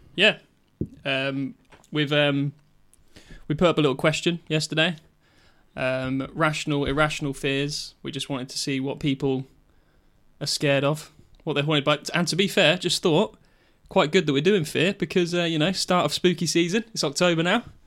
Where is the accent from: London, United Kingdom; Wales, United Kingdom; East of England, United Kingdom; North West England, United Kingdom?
East of England, United Kingdom; King's Lynn; the mart in Kings Lynn, where we're from.